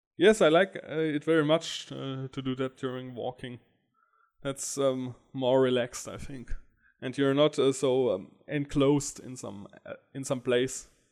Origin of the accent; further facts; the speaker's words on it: Stuttgart, Baden-Württemberg, Germany; also born or lived in Karlsruhe; And I come from Stuttgart